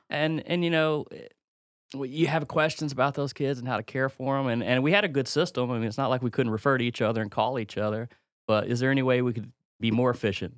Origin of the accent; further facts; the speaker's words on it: Mississippi, United States; moved away; a simple man from Mississippi